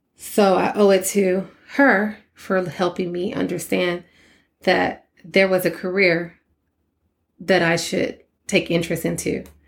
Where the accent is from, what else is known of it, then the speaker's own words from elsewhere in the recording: Port Arthur, Texas, United States; I'm a girl from Port Arthur, Texas